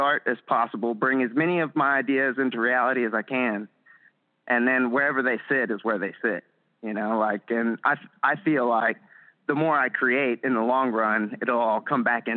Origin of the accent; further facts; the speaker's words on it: Huntsville, Texas, United States; back in my hometown. Yeah, back in Huntsville, Texas.